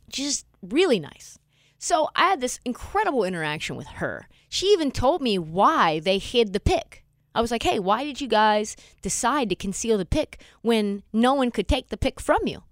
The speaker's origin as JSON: {"language": "English", "town": "Portland", "region": "Oregon", "country": "United States", "said": "I was from Portland. I was from just one neighbor neighborhood over from him"}